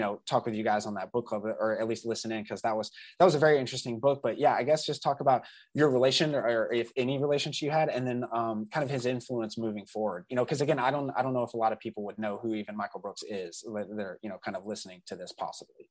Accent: Southeastern United States, United States; me growing up in the South is specific to growing up in the Southern United, or, uh, you know, Southeastern United States

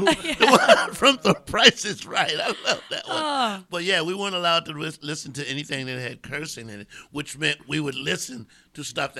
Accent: Columbia, South Carolina, United States; moved away; I'm from Columbia, South Carolina. We would come here and spend the summers with Seventh-day Adventists.

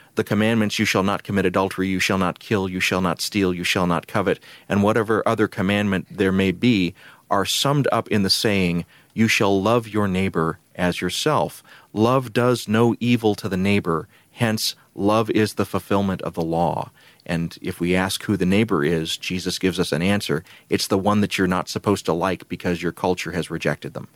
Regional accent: Columbus, Georgia, United States; where I grew up in Columbus, Georgia

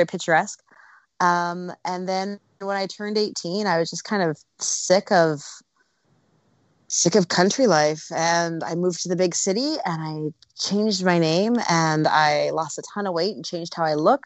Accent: Canada; moved away as an adult; now in Los Angeles, United States; Growing up in Canada was amazing. I'm a West Coast girl, always have been.

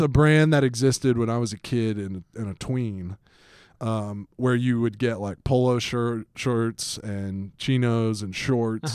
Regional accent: Atlanta, Georgia, United States; I grew up in Atlanta, Georgia

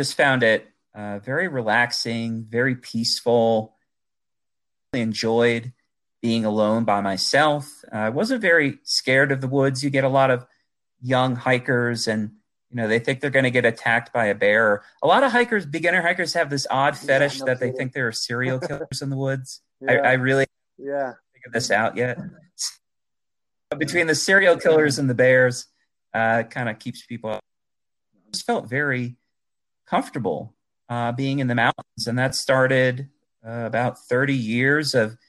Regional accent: Adirondacks, New York, United States; moved away as an adult; also born or lived in Poughkeepsie, New York; now in Colorado, United States; I grew up in the Adirondacks. So I've lived in New York most of my life

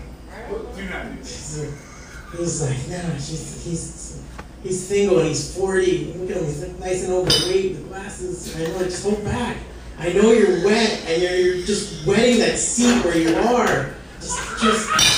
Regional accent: Hialeah, Florida, United States; I'm from Hialeah

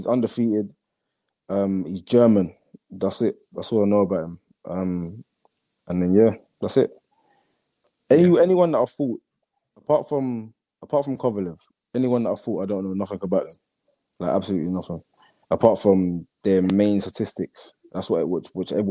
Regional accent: London, United Kingdom; where I grew up in East London

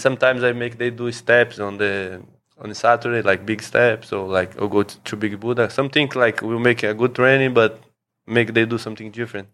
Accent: São Paulo, Brazil; moved away as an adult; now in Phuket, Thailand; I'm from Brazil, from São Paulo

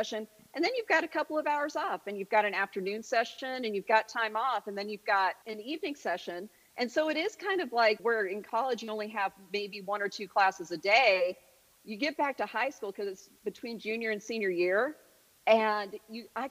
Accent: Denver, Colorado, United States; moved away as an adult; also born or lived in Chicago / Northern Virginia / Baton Rouge; now in Houston, United States; So I grew up in Colorado, originally in a suburb of Denver, and then my parents built a house

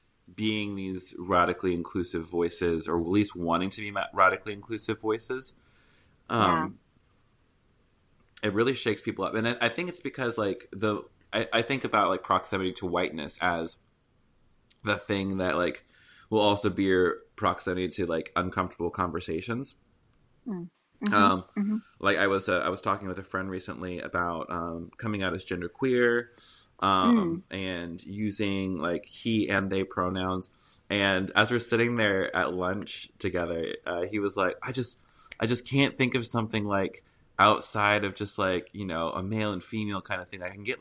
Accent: the South, United States; accent: Southern; And I'm from the South also, so I used to talk like that, people. So I'm not classist. I'm just Southern.

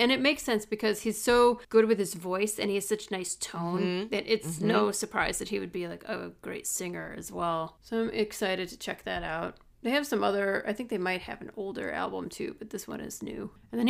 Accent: Midwest, United States; accent: Midwestern; When I lived in LA, people thought I was from Canada because I have the Midwestern.

